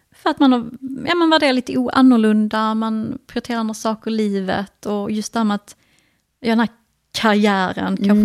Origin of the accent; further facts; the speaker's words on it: Sweden; Vi båda, eh, är liksom, vi är inte utlandsfödda, men vi har ju utländska föräldrar